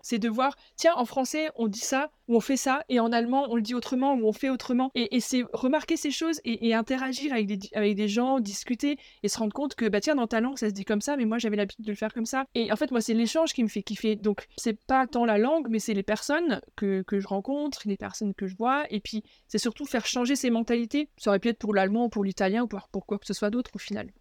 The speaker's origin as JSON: {"language": "French", "area": "Alsace", "region": "Grand Est", "country": "France", "tie": "born or raised there", "also_born_or_lived": "Germany / Paris region, France", "moved": "as an adult", "said": "je suis française, j'ai euh, grandi en Alsace"}